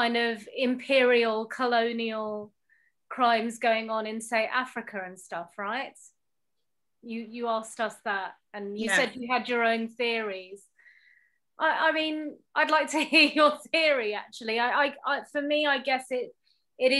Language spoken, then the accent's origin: English; United Kingdom; being British Pakistani, growing up with a love for the royal family